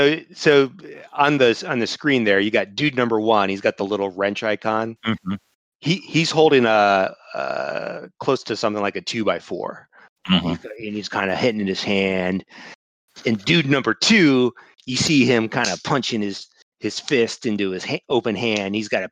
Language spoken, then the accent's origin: English; Chicago, Illinois, United States; I don't even sound like I'm from Chicago.